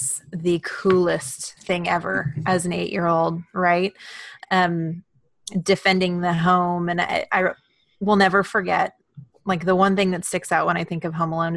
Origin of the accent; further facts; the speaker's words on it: Houston, Texas, United States; moved away; I grew up in Houston and went to high school, and I mean, all my primary school was there